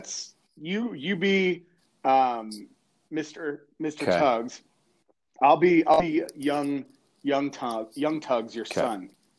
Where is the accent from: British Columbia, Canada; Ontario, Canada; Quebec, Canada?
Quebec, Canada; I'm from Quebec originally. That's it. … From Quebec.